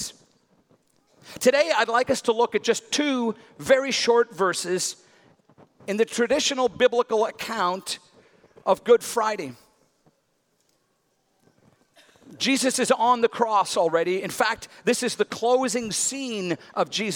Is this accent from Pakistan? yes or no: no; Northern Ireland, United Kingdom; as a boy growing up in Northern Ireland